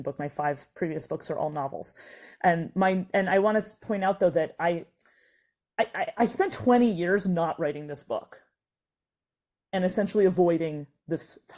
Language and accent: English; United States; as an American Jew